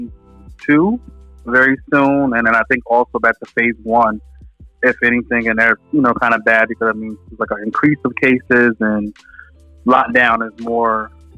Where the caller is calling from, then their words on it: Connecticut, United States; I'm calling from Connecticut.